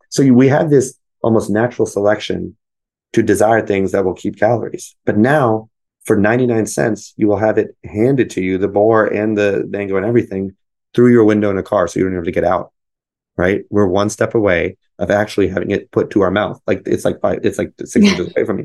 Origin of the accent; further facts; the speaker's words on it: United States; I'm American. I was born here